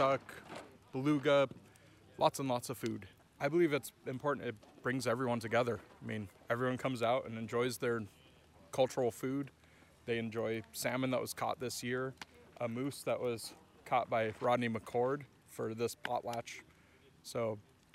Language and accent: English; Colorado, United States; moved away as an adult; now in Alaska, United States; I'm originally from Colorado.